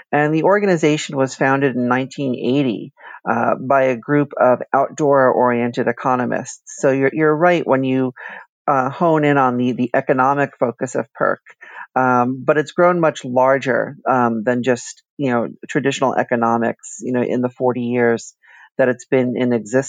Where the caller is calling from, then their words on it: Washington, District of Columbia, United States; Well, today I'm in Washington, D.C., which is where I consider to be home.